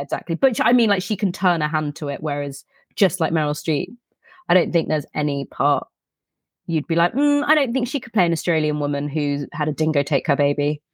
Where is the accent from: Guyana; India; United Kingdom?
United Kingdom; England; we're English